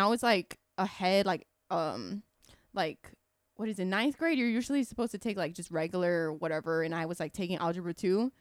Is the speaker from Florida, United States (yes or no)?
yes; Kissimmee, Florida, United States; I grew up in Kissimmee my whole life